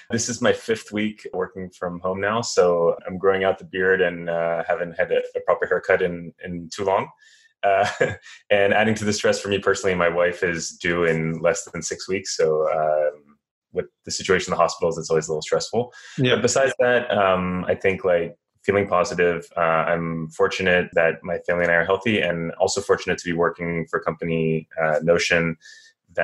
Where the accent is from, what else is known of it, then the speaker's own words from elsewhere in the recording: France; moved away as an adult; also born or lived in United States / London / Israel; now in San Francisco, United States; I was born in the US, but I grew up in France, so I'm a dual citizen.